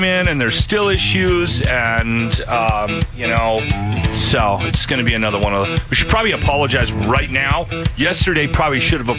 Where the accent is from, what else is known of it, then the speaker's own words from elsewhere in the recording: Canada; now in Edmonton, Canada; I've enjoyed my time here in Alberta. But when somebody asks me who I am and mm-hmm. where I'm from, I'm going to be Canadian.